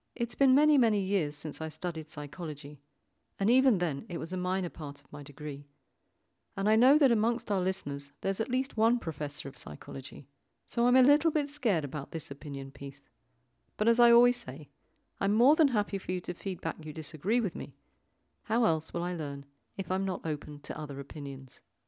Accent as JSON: {"language": "English", "region": "London", "country": "United Kingdom", "tie": "born or raised there", "moved": "as an adult", "lives_now": "Zurich, Switzerland", "said": "I grew up in London, and I now live in the little big city in Zurich in Switzerland."}